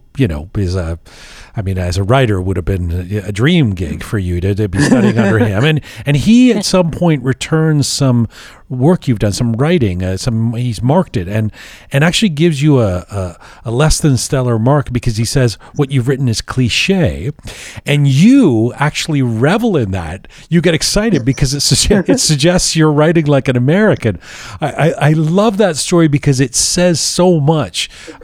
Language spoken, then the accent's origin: English; Canada; I'm an insider. I'm a Canadian, you know